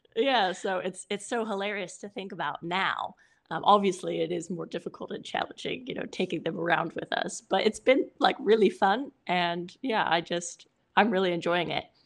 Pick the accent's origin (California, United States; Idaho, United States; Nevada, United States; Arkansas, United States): California, United States; I'm Californian